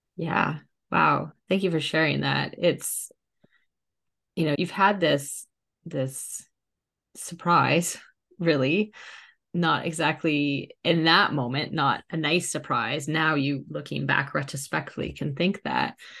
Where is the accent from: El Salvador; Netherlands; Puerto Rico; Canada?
Canada; moved away; also born or lived in England; my whole adult life and my children's whole life at that point had been in England, even though we're Canadian